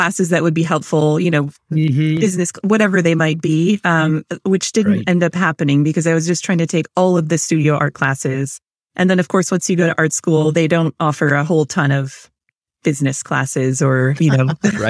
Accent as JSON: {"language": "English", "region": "Rhode Island", "country": "United States", "said": "I'm from Rhode Island."}